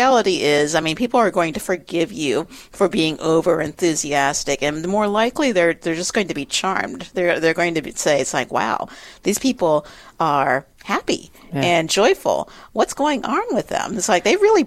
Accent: the South, United States; now in Upper Midwest, United States; as a Southerner

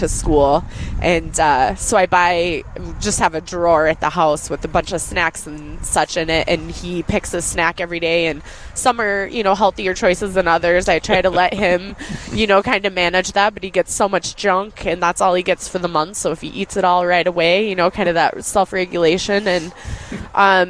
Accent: Colorado, United States; moved away as an adult; now in Minnesota, United States; I grew up in Colorado and just had a turbulent childhood, and just through career changes ended up in Minnesota

